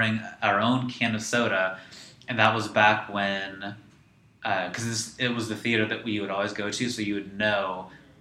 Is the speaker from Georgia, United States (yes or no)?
no; San Luis Obispo, California, United States; San Luis Obispo, California